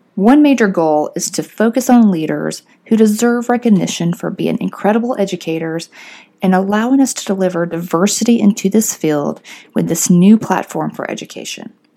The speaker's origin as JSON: {"language": "English", "town": "Fort Payne", "region": "Alabama", "country": "United States", "also_born_or_lived": "Pennsylvania / New Orleans", "moved": "as an adult", "lives_now": "Atlanta, United States", "said": "I'm originally from Fort Payne, Alabama"}